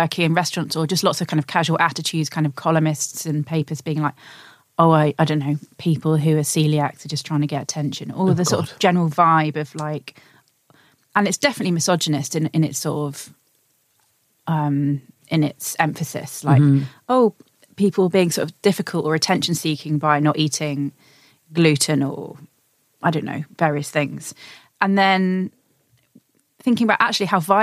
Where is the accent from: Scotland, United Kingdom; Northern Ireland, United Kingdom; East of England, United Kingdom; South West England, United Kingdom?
East of England, United Kingdom; Suffolk; now in London, United Kingdom; I grew up in a rural area